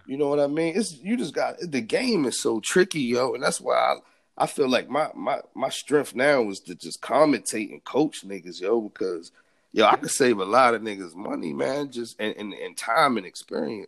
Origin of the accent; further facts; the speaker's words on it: Baltimore, Maryland, United States; growing up in Baltimore